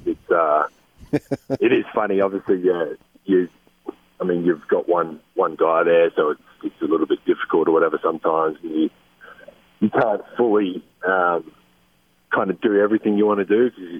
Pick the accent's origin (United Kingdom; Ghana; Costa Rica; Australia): Australia; now in United States; still learning things that I should know, really, as an Australian. Like I said, America is a bit different, not coming from here